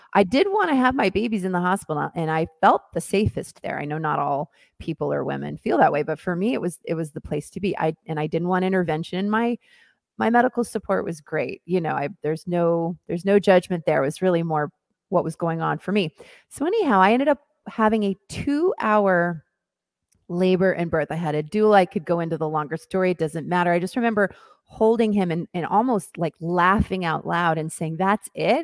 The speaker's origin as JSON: {"language": "English", "town": "Hillsboro", "region": "Oregon", "country": "United States", "tie": "born or raised there", "also_born_or_lived": "Mexico City / New York / Los Angeles", "moved": "as an adult", "said": "I am originally from Oregon. I grew up on a farm in Hillsboro, Oregon"}